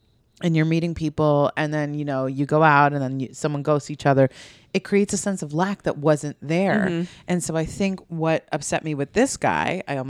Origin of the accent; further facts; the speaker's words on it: Long Island, New York, United States; I'm from Long Island.